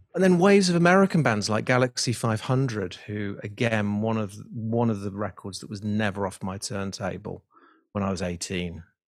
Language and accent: English; Liverpool, North West England, United Kingdom; I grew up in Liverpool